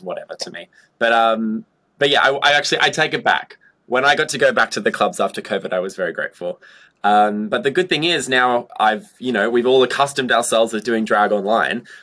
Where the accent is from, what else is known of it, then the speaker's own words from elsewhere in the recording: Gold Coast, Queensland, Australia; now in Brisbane, Australia; I live in Brisbane, but I was born on the Gold Coast.